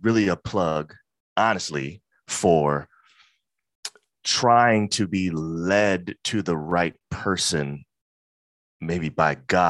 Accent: Brooklyn, New York, United States; I'm from Brooklyn. You know what I'm saying? That's very important.

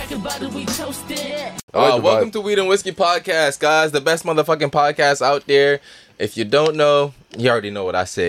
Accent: Jamaica; I'm a Jamaican. You got to put the emphasis on that, man.

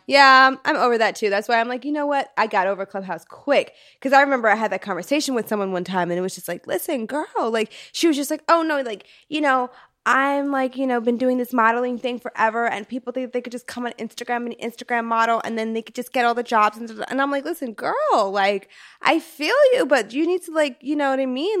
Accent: New York, United States; now in Los Angeles, United States; I'm from New York

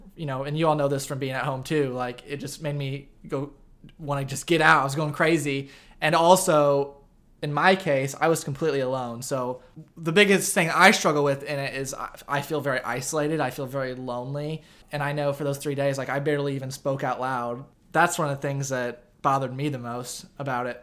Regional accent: Effingham, Illinois, United States; also born or lived in St. Louis, Missouri; live part time in St. Louis and part time in Effingham, Illinois, where I'm from.

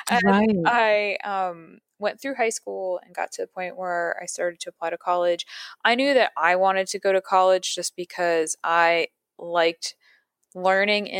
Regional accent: Patterson, New York, United States; now in New York City, United States; I grew up about an hour and a half to 2 hours north of New York City in a smaller town called Paterson, New York.

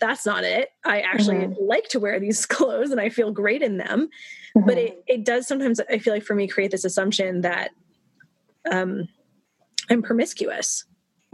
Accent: Canada; I grew up in Canada in a liberal country

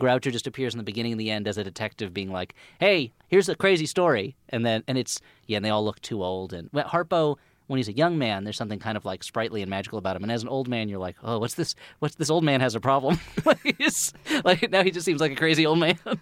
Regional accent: New Jersey, United States; anyone my age growing up in New Jersey

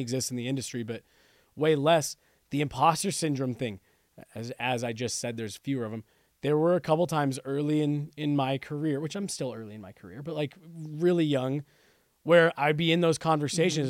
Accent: Denver, Colorado, United States; also born or lived in New Mexico; we moved here when I was two

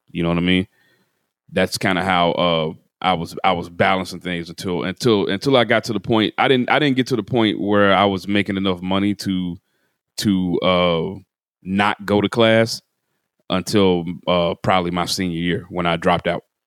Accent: Chattanooga, Tennessee, United States; moved away; also born or lived in Atlanta; W J T T in Chattanooga, Tennessee, which is my hometown

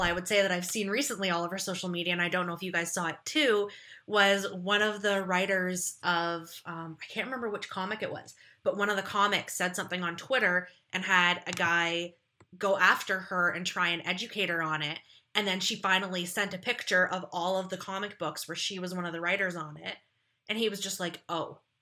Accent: Ontario, Canada; I'm from a small town in Ontario, Canada.

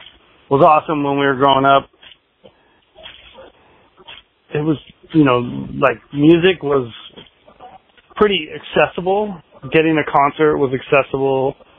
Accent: Seattle, Washington, United States; No, Seattle, actually. That's where we made all the awesome music back in the day.

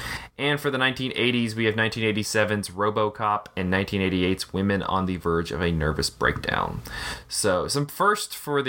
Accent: the South, United States; I'm really excited to talk about that because we're all from the South.

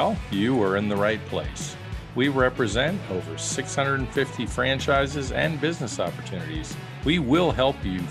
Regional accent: Brooklyn, New York, United States; another guy from Brooklyn, just like me

